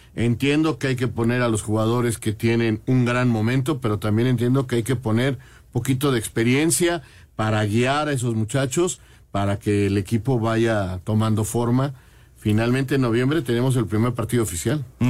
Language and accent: Spanish; Mexico; así somos los mexicanos